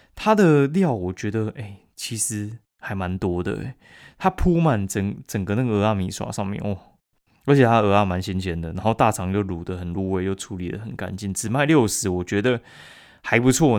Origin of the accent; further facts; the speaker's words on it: Kaohsiung, Taiwan; now in Taipei, Taiwan; 我高雄人